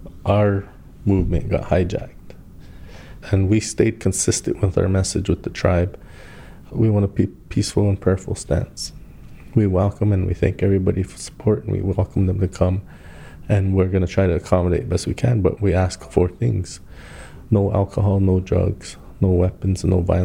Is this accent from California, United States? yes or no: no; Standing Rock Indian Reservation, North Dakota, United States; I grew up in Indian country. My dad was an educator. My mom was an educator. I was fortunate to have two parents. I lived on the Pine Ridge Indian Reservation. I lived on the Standing Rock Indian Reservation.